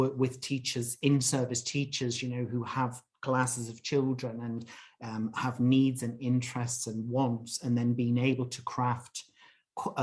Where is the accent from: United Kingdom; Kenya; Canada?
United Kingdom; England; moved away as an adult; I'm British. I'm from England. Haven't lived there for, you know, over 20 years